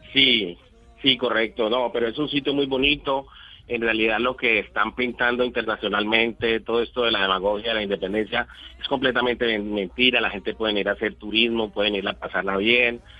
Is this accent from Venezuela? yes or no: no; Colombia; moved away as an adult; also born or lived in Mexico; now in Barcelona, Spain; nosotros los colombianos cuando salimos de Colombia